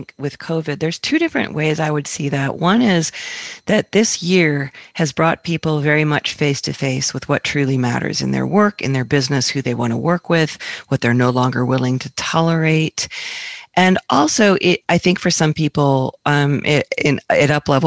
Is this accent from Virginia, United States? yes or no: yes; Northern Virginia, United States; moved away; also born or lived in Asheville; I grew up in Northern Virginia